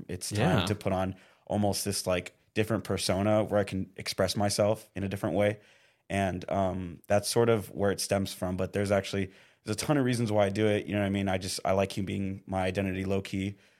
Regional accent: Indio, California, United States; And so I'm actually from Indio, California, what's, like, near Palm Springs.

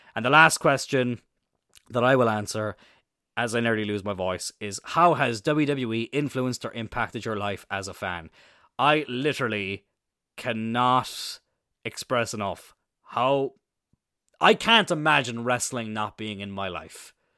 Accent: Ireland; also born or lived in Wales; growing up in Ireland

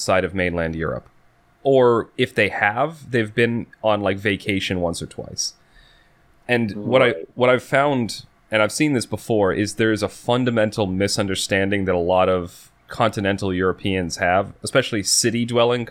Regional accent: United States; being an American

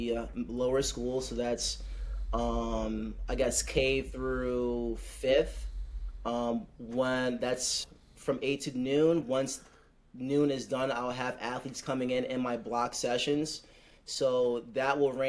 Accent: Bowie, Maryland, United States; I'm originally from the Bowie, Maryland area

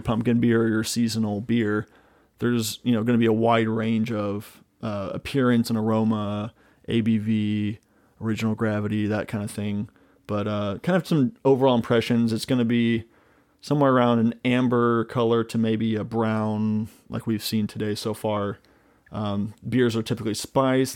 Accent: Midwest, United States; growing up in the Midwest

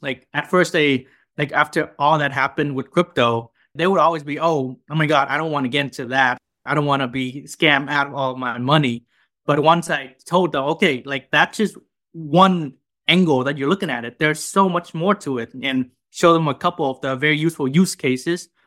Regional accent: Vietnam; now in United States; I'm a junior from Vietnam at, uh, Northwestern University

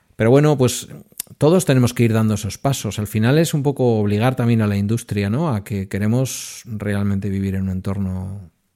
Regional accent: Basque Country, Spain; yo como buen vasco

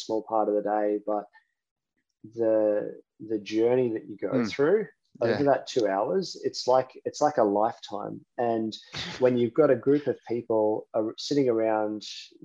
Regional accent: Queensland, Australia

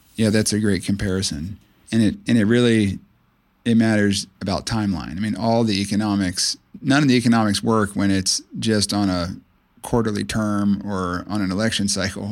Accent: Clearwater, Florida, United States; I grew up on the Gulf Coast of Florida in Pinellas County near the town of Clearwater

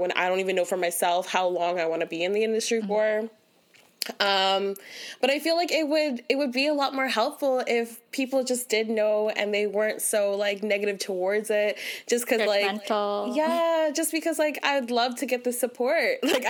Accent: Philippines; I feel like being Filipino and that whole, like, sex work industry, like, it just does not mesh.

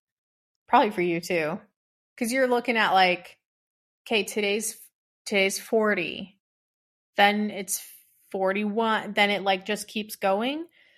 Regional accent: Arizona, United States; Yeah, I was born and raised here in Arizona.

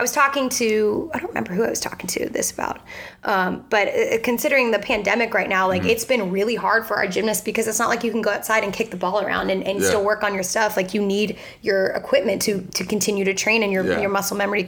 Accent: Houston, Texas, United States; moved away; also born or lived in West Virginia; I'm from Houston

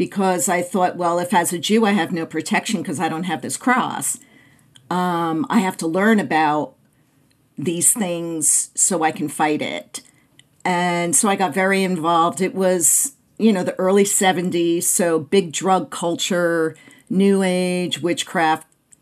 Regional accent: Clifton, New Jersey, United States; now in Phoenix, United States; I grew up in Clifton, New Jersey, about 20 minutes outside of Manhattan

